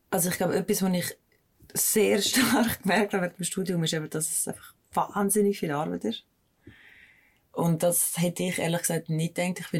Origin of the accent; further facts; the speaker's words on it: Mels, St. Gallen, Switzerland; ja, also ich bin nur in Mels aufgewachsen, mhm. ähm, in St. Gallen.